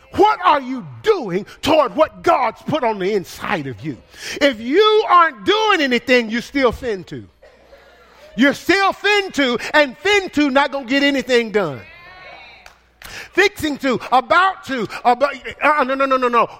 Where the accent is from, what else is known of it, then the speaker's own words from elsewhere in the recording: the South, United States; accent: country; I am from the South